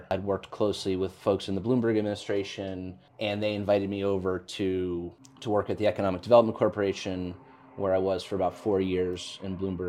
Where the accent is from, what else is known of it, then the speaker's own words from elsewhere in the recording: New York, United States; I'm born and bred New Yorker. Okay. Grew up on the Upper West Side as a result of being a Manhattanite.